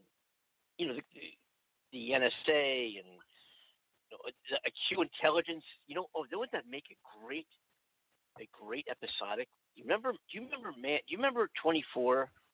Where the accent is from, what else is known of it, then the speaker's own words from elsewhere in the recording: California, United States; even somebody here in my home state, Mike Cargill in California